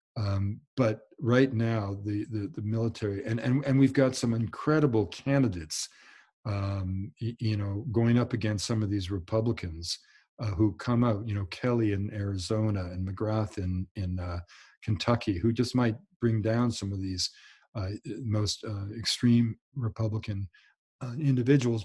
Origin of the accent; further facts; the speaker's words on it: Canada; I'm Canadian